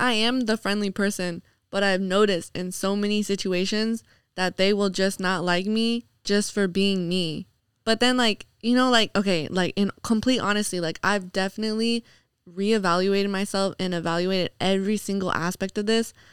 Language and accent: English; New York, United States; moved away; growing up in New York